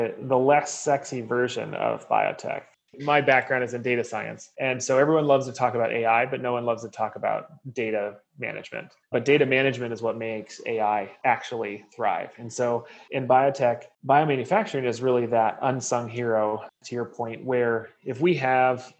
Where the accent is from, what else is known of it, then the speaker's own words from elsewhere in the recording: Oregon, United States; moved away; I'm from Oregon originally, and so beer is part of our genetic code